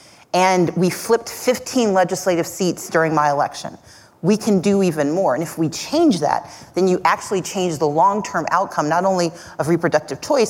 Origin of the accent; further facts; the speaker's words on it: Mississippi, United States; now in Georgia, United States; I grew up in Mississippi. I live in Georgia